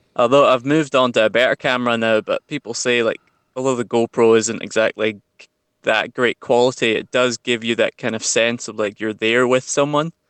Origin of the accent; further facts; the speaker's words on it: Central Belt, Scotland, United Kingdom; I grew up in the Central Belt